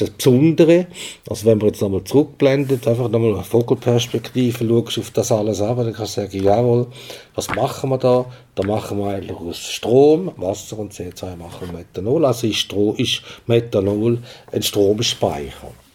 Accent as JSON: {"language": "German", "country": "Switzerland", "said": "wir als Schweizer"}